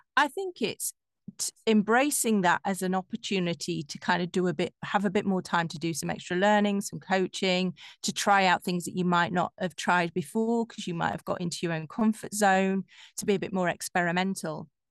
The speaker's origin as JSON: {"language": "English", "region": "Yorkshire and the Humber", "country": "United Kingdom", "accent": "Yorkshire", "moved": "as an adult", "lives_now": "London, United Kingdom", "said": "I'm from Yorkshire"}